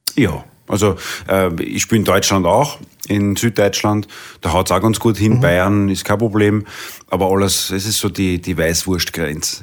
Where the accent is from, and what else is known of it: Vienna, Austria; born or raised there; accent: Viennese dialect; first language Viennese dialect